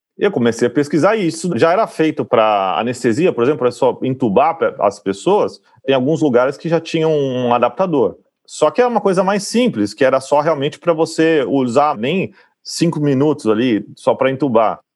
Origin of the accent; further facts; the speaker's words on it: Campinas, São Paulo, Brazil; moved away; eu sou de Campinas